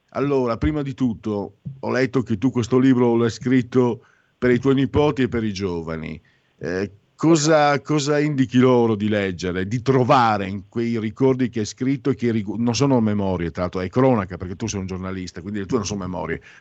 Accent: Friuli-Venezia Giulia, Italy; io sono friulano, ci starebbe anche un, un parolone forte

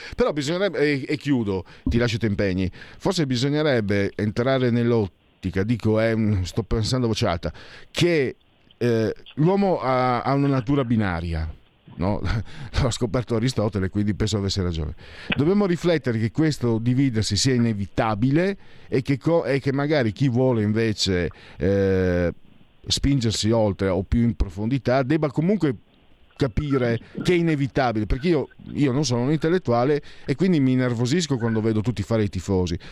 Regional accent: Friuli-Venezia Giulia, Italy; dalle mie parti in Friuli

